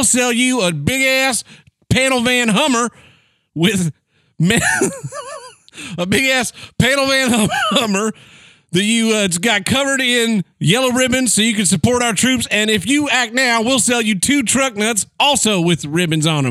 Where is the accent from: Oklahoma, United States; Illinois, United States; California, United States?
Oklahoma, United States; I'm from Oklahoma.